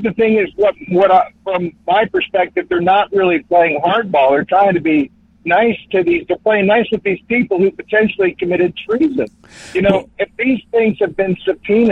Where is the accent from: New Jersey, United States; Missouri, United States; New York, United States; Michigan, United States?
New Jersey, United States; I'm a South Jersey guy